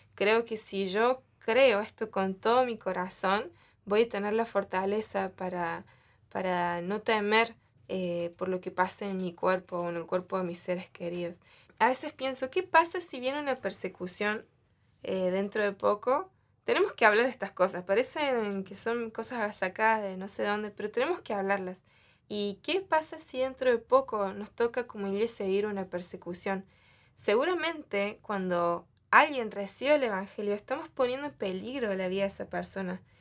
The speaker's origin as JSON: {"language": "Spanish", "country": "Argentina", "tie": "born or raised there", "said": "yo le decía a mi mamá, ¿por qué Dios me hizo nacer en el último país?"}